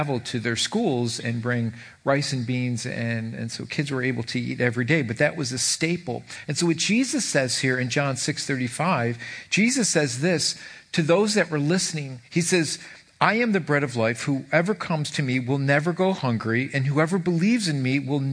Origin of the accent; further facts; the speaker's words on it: Irondequoit, New York, United States; I grew up in Irondequoit